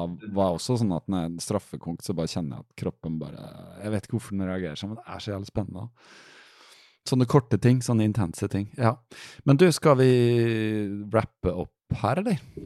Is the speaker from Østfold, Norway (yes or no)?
yes; Fredrikstad, Østfold, Norway; moved away; Jeg er fra Fredrikstad